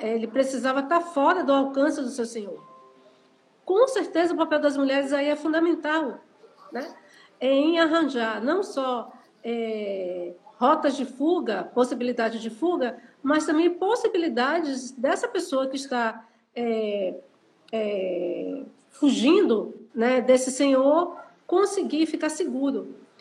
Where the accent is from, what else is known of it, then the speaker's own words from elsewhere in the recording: Salvador, Bahia, Brazil; eu nasci no Pé do Vaz, morei um bom tempo da minha vida na Liberdade, na área da Liberdade